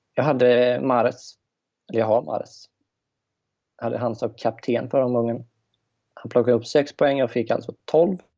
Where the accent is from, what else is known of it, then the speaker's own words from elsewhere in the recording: just outside Gothenburg, Västra Götaland, Sweden; accent: Göteborgska; Jag kommer strax utanför, utanför från Göteborg